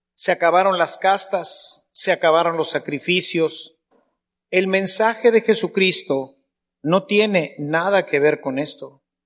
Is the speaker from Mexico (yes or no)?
yes; Mexico; Somos mexicanos